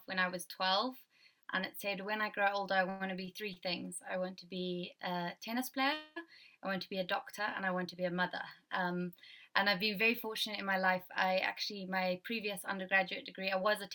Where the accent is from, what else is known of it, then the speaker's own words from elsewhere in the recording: Zimbabwe; moved away as an adult; also born or lived in Scotland; now in Dundee, United Kingdom; I am from Zimbabwe